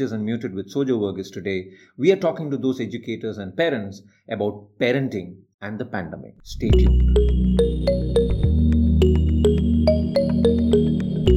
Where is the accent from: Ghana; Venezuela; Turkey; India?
India; I am an Indian teacher